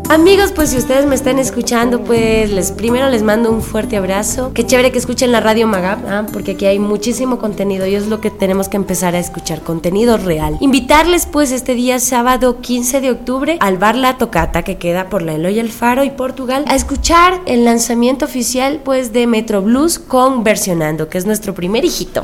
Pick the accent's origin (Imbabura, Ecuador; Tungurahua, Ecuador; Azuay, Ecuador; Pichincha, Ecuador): Pichincha, Ecuador; Quito; Nací aquí en Quito, soy ecuatorianísima